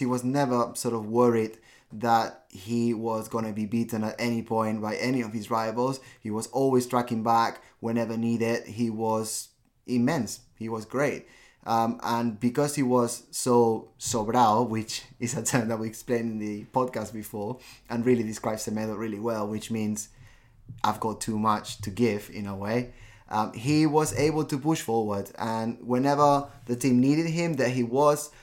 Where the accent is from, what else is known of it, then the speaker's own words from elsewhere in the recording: Barcelona, Catalonia, Spain; born in Barcelona